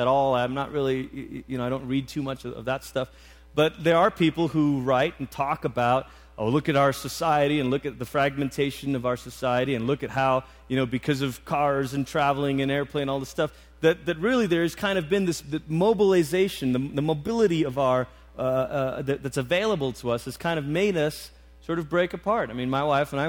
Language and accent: English; Malaysia; moved away; I grew up in Malaysia